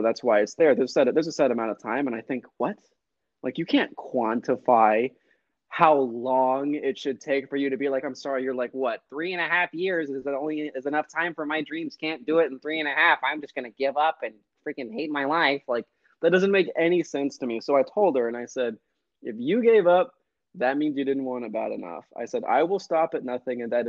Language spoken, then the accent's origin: English; Texas, United States; I'm from Texas.